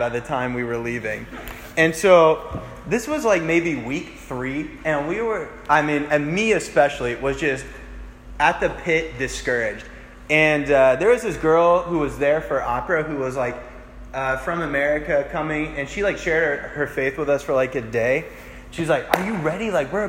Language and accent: English; Kennesaw, Georgia, United States; moved away as an adult; now in Auburn, United States; I go home every once in a while to Kennesaw